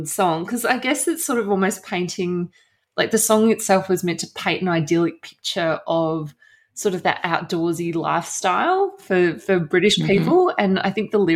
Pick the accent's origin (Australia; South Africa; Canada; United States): Australia; moved away as an adult; also born or lived in South West England; I'm a journalist from Australia